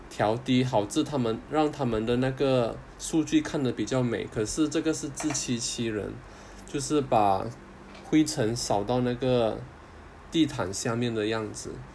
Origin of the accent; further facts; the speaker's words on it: Kuching, Sarawak, Malaysia; moved away; 回马来西亚古晋，我的家乡还有我太太在槟城的家乡